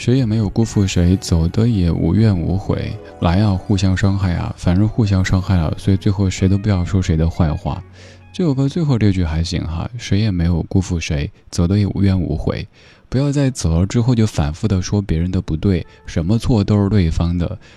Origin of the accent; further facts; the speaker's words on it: Sichuan, China; accent: Sichuanese; 我家乡话四川话